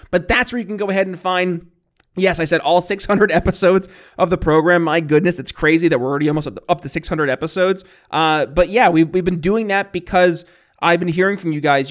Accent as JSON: {"language": "English", "region": "New York", "country": "United States", "tie": "born or raised there", "said": "growing up in New York State"}